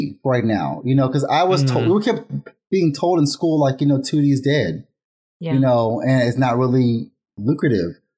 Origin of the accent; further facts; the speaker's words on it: Vallejo, California, United States; I'm from Vallejo, California